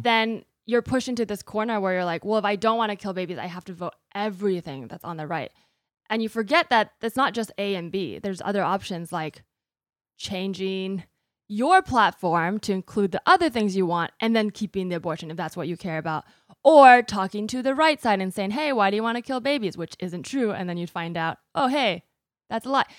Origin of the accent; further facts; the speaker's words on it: United States; I am American, I'm a U S citizen